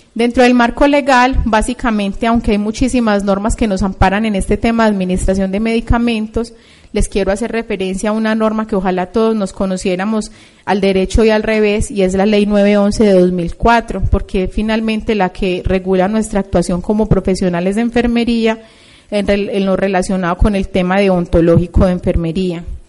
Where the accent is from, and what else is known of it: Colombia